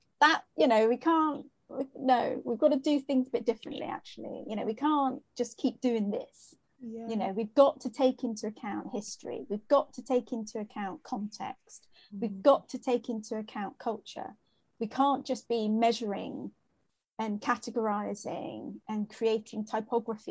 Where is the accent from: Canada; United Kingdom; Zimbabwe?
United Kingdom; New Forest, South East England; now in Durham, United Kingdom; where I grew up was in the New Forest, which was a rural area